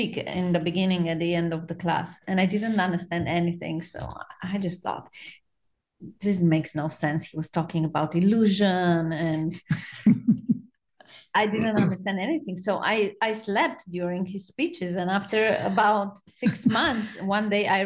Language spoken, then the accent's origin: English; Romania; moved away as an adult; now in Charleston, United States; I was born in Romania and I lived in Romania till 5 years ago